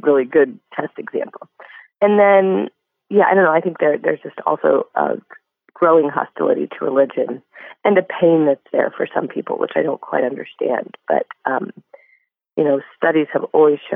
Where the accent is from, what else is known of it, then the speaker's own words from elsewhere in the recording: Denver, Colorado, United States; my hometown newspaper in Denver